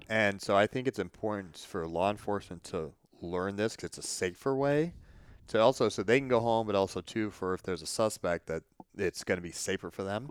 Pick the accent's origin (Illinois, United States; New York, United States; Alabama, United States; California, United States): Illinois, United States; my hometown